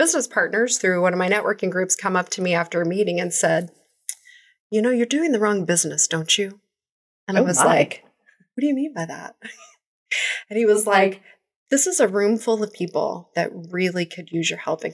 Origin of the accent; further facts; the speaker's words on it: Kansas City, Missouri, United States; I was born in Kansas City, mm-hmm. born and raised, went to high school here